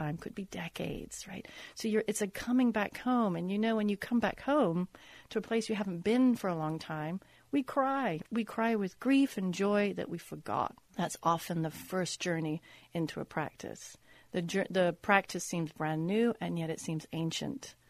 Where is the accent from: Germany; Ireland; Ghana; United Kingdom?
United Kingdom; now in Los Angeles, United States; As you can tell, I'm British. I wasn't born here.